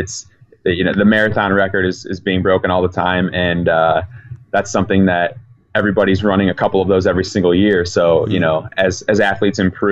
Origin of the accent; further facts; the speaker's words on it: Chicago, Illinois, United States; I'm from Chicago, so I know what Chicago winters can be like